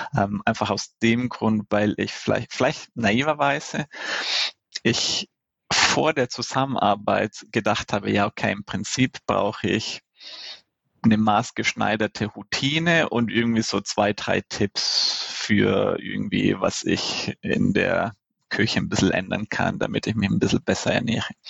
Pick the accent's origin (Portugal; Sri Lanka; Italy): Italy; mich als Italiener